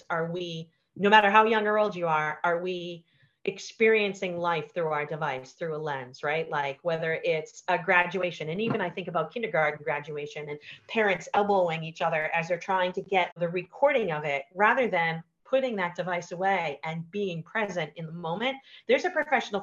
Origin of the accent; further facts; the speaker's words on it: Boston, Massachusetts, United States; I'm from Boston